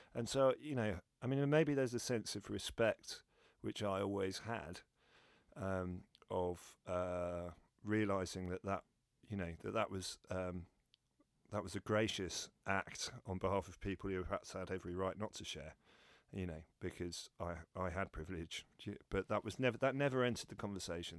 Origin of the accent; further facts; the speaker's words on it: London, United Kingdom; I'm born and bred in London